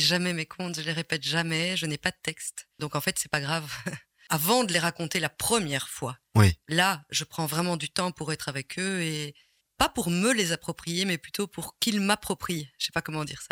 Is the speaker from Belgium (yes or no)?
yes; Ottignies, Wallonia, Belgium; also born or lived in Rixensart; now in Rochefort, Belgium; Je suis né à Otigny